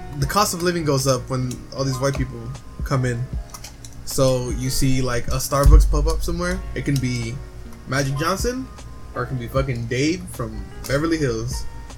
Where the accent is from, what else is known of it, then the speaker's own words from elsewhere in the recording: Philippines; I mean, I'm Filipino, so I already tried it.